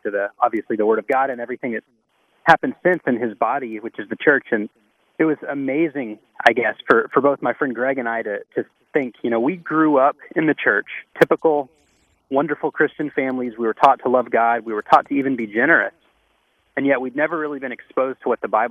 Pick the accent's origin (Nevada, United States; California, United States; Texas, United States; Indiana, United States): Texas, United States; moved away as an adult; also born or lived in Louisiana / Boston; I'm from Texas